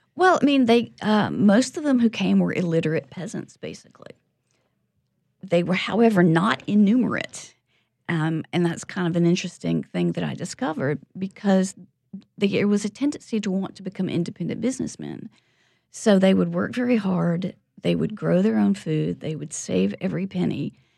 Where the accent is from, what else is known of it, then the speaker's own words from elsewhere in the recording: the Bible Belt, United States; moved away; also born or lived in York, United Kingdom / California; I was brought up in the Bible Belt